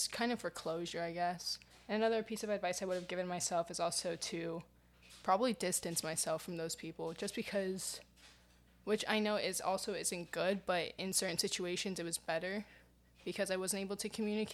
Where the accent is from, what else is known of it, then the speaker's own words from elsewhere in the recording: New York City, New York, United States; I live in New York, and I've lived in New York my entire life, and I grew up in New York City.